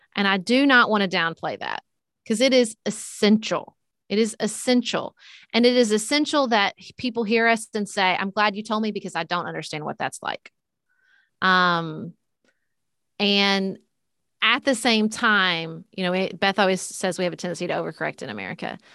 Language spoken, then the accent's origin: English; Paducah, Kentucky, United States; I ran for city commission in my hometown of P, Paducah, Kentucky.